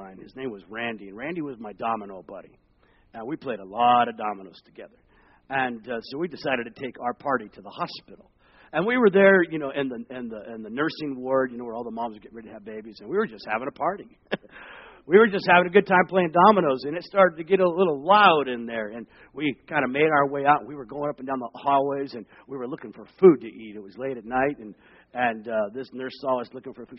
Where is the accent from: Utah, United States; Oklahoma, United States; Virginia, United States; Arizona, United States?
Arizona, United States; also born or lived in Long Beach, California / Seattle; now in Central Florida, United States; I was born in Long Beach, California. We moved to Arizona